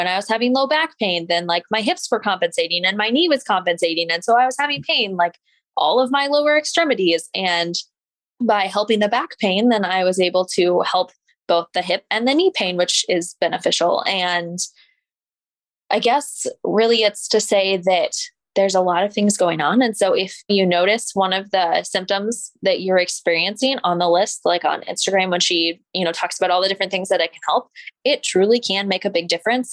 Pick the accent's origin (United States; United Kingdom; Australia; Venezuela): United States; Kansas City; also born or lived in Columbia, Missouri; I grew up in the Kansas City area